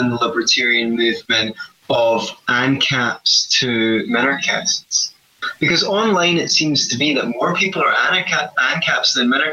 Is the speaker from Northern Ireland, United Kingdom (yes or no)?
no; Scotland, United Kingdom; we're Scottish